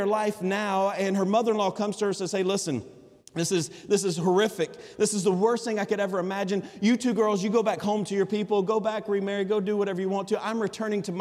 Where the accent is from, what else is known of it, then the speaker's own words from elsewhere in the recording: Alabama, United States; accent: Alabama vernacular; I'm from Alabama